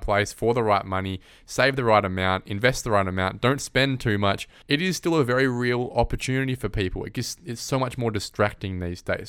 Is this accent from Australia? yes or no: yes; Perth, Western Australia, Australia; growing up in Perth